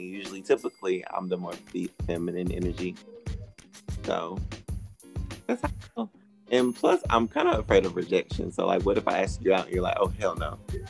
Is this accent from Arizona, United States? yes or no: no; Anderson, South Carolina, United States; I'm from Anderson, South Carolina. Really small.